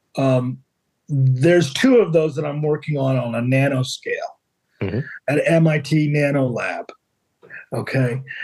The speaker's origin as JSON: {"language": "English", "town": "Philadelphia", "region": "Pennsylvania", "country": "United States", "tie": "born or raised there", "moved": "yes", "lives_now": "Cape Cod, United States", "said": "I grew up in Philadelphia, so I, ah. I, that's why I live on the Cape"}